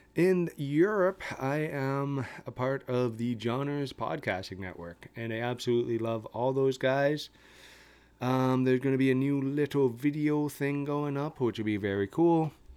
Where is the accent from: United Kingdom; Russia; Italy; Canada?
Canada; I'm a Canadian